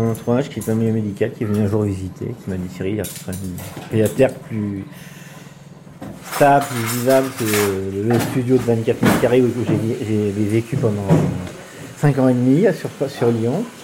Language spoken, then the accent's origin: French; Switzerland; born there; moved away; parce que je suis né en Suisse, depuis avril 65, j'ai déménagé environ tous les deux ans et demi.